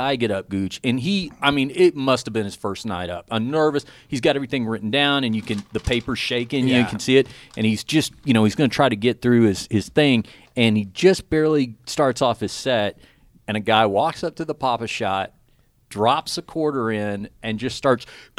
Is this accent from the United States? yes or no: yes; Dallas, Texas, United States; now in Las Vegas, United States; I'm from Dallas originally, and so we moved to Vegas